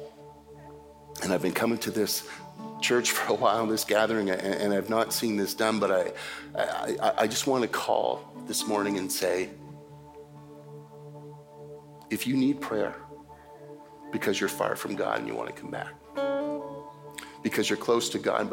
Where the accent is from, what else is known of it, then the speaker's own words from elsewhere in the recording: Canada; as a Canadian